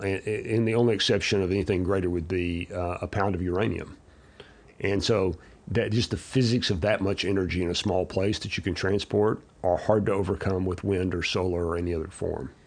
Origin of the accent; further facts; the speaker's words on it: Abilene, Texas, United States; I was, uh, born and raised in Abilene, Texas, so small town